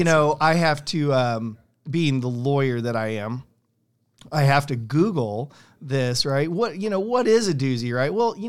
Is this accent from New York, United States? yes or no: no; San Diego, California, United States; born there; So, born in San Diego